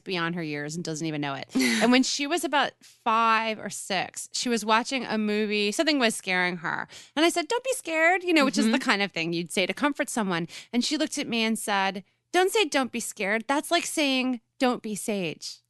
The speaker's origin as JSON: {"language": "English", "area": "Westchester", "region": "New York", "country": "United States", "tie": "born or raised there", "also_born_or_lived": "Brooklyn", "said": "where I grew up in Westchester, there was a tradition"}